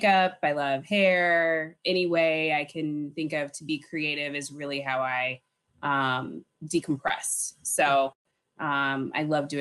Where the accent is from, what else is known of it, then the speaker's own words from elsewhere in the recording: St. Louis, Missouri, United States; also born or lived in Urbana-Champaign, Illinois; now in New York City, United States; I'm originally from St. Louis